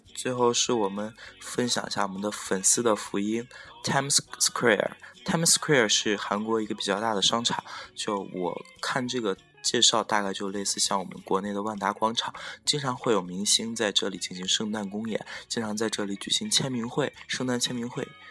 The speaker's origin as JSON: {"language": "Chinese", "town": "Xi'an", "region": "Shaanxi", "country": "China", "tie": "born or raised there", "said": "我现在待的是我的老家，我这个住在十三朝古都西安"}